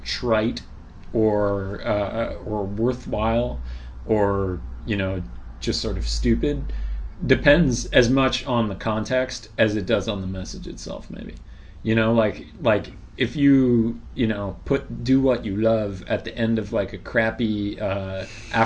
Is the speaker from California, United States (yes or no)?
yes; Bay Area around San Francisco, California, United States; moved away; I grew up in the Bay Area around San Francisco, California